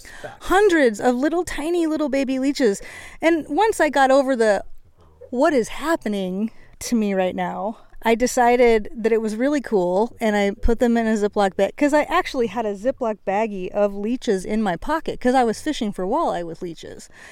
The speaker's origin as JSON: {"language": "English", "region": "Washington", "country": "United States", "said": "I'm from Washington, where you know we do a lot of backpacking"}